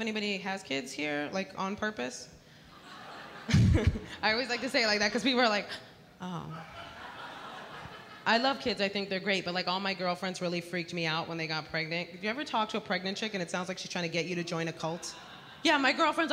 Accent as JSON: {"language": "English", "town": "New York City", "region": "New York", "country": "United States", "tie": "born or raised there", "said": "I am born and raised in the Bronx, New York"}